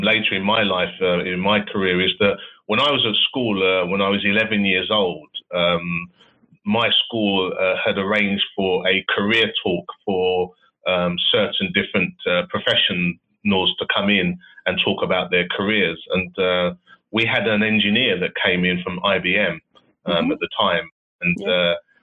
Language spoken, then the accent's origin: English; London, United Kingdom; I was born and bred and raised in London predominantly.